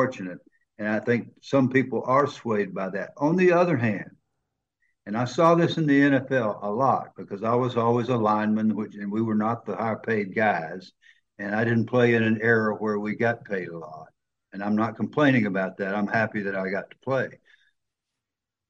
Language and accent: English; the South of the United States, United States; accent: Southern